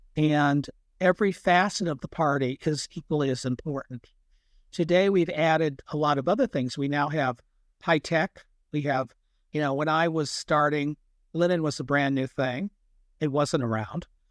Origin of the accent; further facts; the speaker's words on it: United States; We're not European. We're American